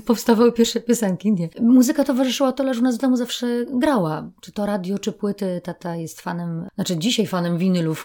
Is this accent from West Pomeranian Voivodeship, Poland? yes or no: no; Katowice, Silesian Voivodeship, Poland; also born or lived in Sosnowiec; jestem ze Śląska i urodzona w Katowicach